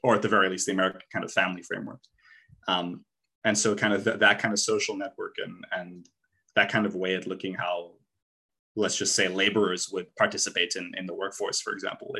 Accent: South Africa; moved away; I was almost like, even though I was South African, in some ways, I was like almost a foreigner in my home country.

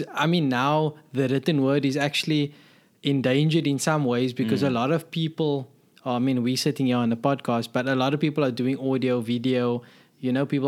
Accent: South Africa; where I grew up in South Africa, the application process was a bit more straightforward.

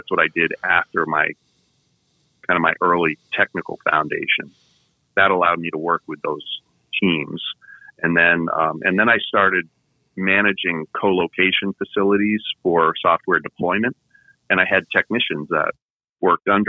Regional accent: Vermont, United States; moved away; I'm from New England, from Vermont.

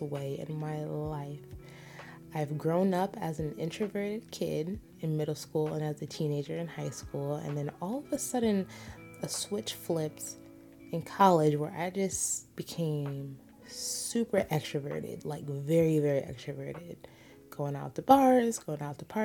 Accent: United States; I am American

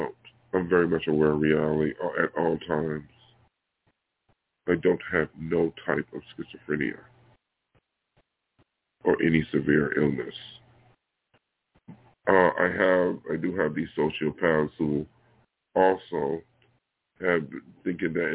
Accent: Buffalo, New York, United States; moved away as an adult; now in Los Angeles, United States; my hometown here in Buffalo

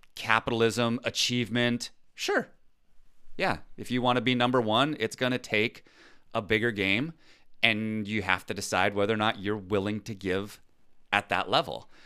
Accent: United States; I'm American

